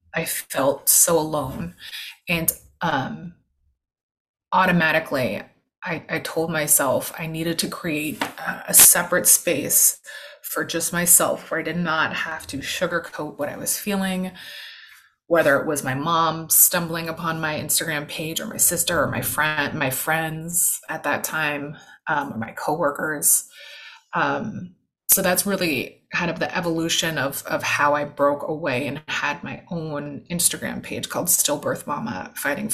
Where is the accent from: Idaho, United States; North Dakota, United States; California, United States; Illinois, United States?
California, United States; moved away as an adult; now in New York, United States; my entire family's from California. I'm from California, but I've been in New York for 12 years, so I consider myself a New Yorker